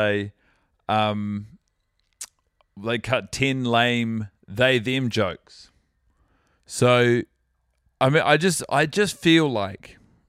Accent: Christchurch, Canterbury, New Zealand; now in Auckland, New Zealand; I'm from Christchurch, but I'm an Aucklander.

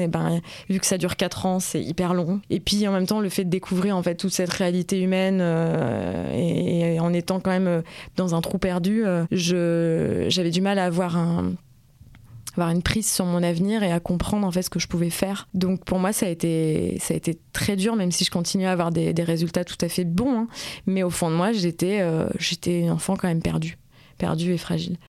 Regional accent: France; moi, en tant que Française

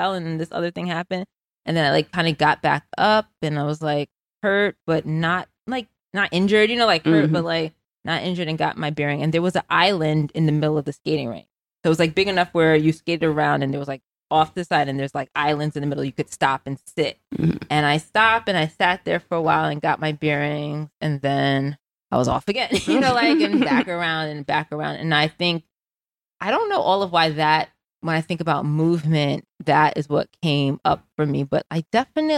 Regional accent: New York City, New York, United States; moved away as an adult; And so I grew up in the Bronx, New York

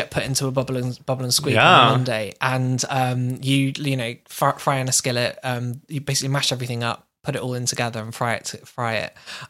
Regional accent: Somerset, South West England, United Kingdom; moved away

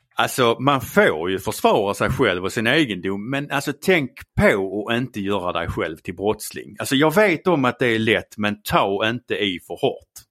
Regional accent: Skåne, Sweden; accent: Scanian; Jag är skåning.

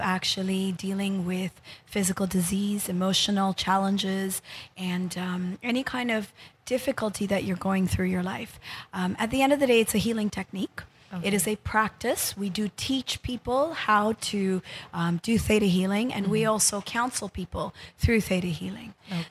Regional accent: Japan; moved away as an adult; also born or lived in United States / New York City; now in Philippines; I grew up in Japan. And um, I went to college in the U.S.

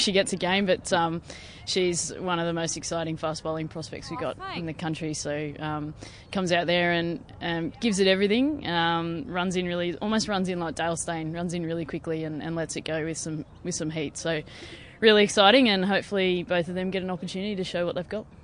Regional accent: Australia; an Aussie sports nuffy

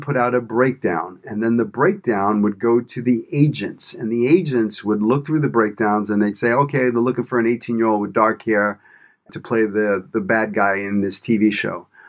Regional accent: New York City, New York, United States; moved away as an adult; also born or lived in Los Angeles; I grew up in Brooklyn, New York. I'm a product of my environment

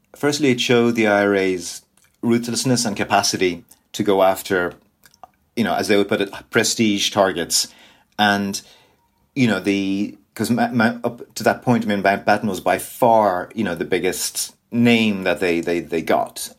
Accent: Dublin, Leinster, Ireland; also born or lived in Northern Ireland; I'm from Dublin originally

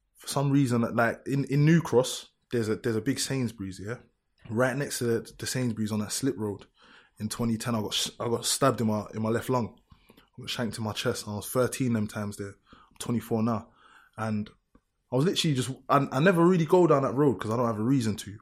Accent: London, United Kingdom; I grew up, I'm from Lewisham, innit? I really grew up in this.

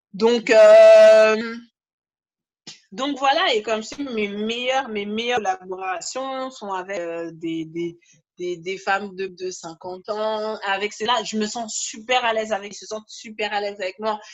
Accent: Guadeloupe; je suis Guadeloupéenne

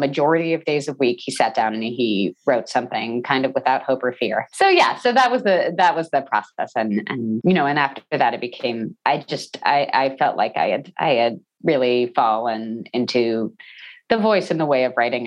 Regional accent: New Jersey, United States; also born or lived in Texas / New York; I grew up in New Jersey.

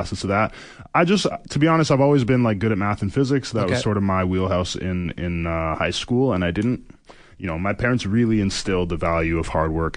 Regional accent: Canada; I'm Canadian

